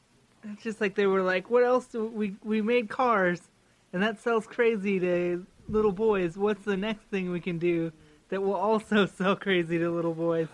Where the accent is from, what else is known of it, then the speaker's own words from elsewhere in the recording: United Kingdom; I'm British. And the only one with an accent.